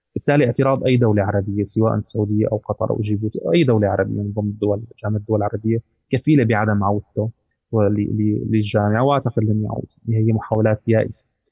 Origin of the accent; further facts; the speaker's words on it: Syria; نحن كسوريين